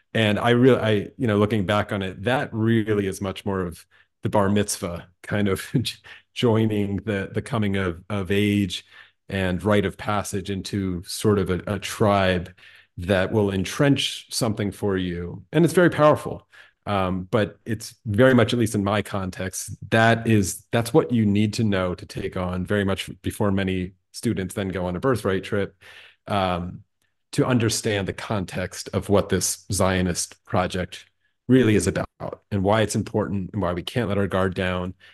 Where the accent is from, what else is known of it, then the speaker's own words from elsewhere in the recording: Allentown, Pennsylvania, United States; I grew up in Allentown, Pennsylvania